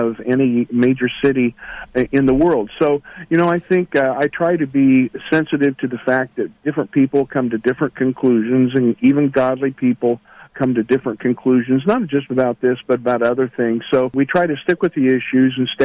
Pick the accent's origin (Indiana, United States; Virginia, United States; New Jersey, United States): Indiana, United States; South Central; I grew up here in the Midwest in South Central Indiana